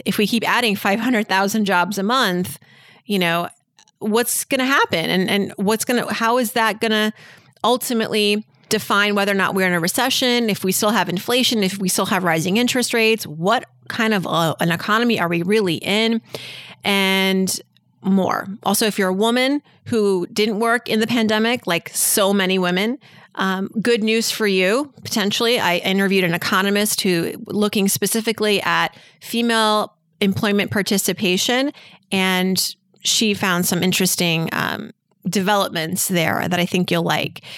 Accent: Worcester, Massachusetts, United States; moved away; I'm from Massachusetts, born in Worcester, Worcester

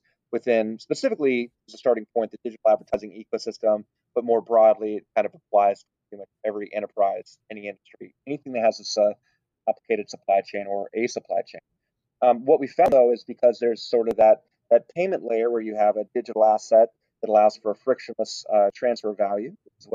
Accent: Texas, United States; Now, I was born in Texas. I'm a proud American, and I was born here

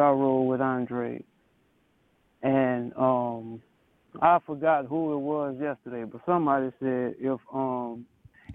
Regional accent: Louisiana, United States; I'm from Louisiana.

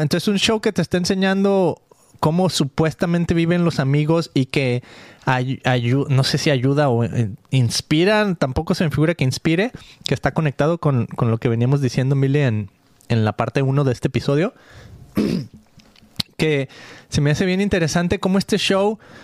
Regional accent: Mexico; soy mexicano. Mucho orgullo aquí cargando la bandera mexicana en mi corazón y en mi zarape

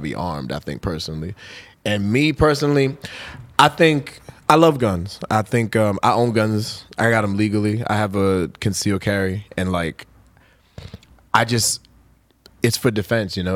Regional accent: New York, United States; I was born in New York

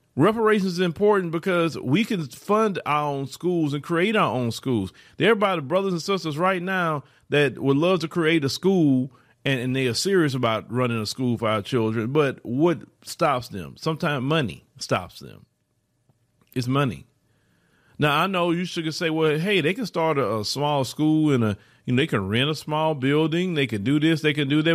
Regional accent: Port Arthur, Texas, United States; I grew up in Port Arthur, Texas.

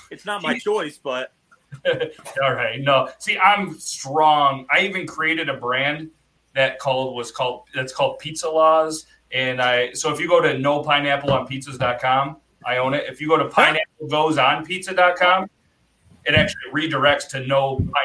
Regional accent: New York, United States; I love nice. garlic. I'm from New York.

